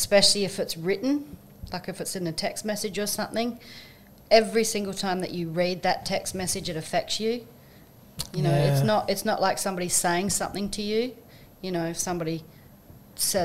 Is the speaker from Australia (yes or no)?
yes; Tumby Bay, South Australia, Australia; I come from Tumby Bay on the Eyre Peninsula.